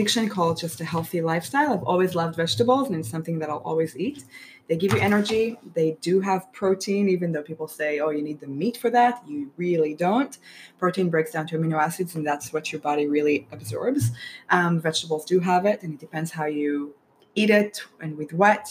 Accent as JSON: {"language": "English", "country": "Israel", "tie": "born or raised there", "moved": "yes", "said": "My parents fed us Mediterranean diet growing up in Israel"}